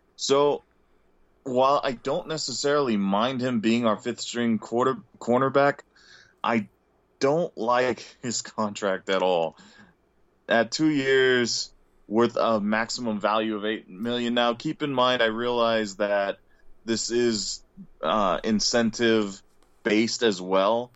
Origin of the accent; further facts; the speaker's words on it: California, United States; Us Californians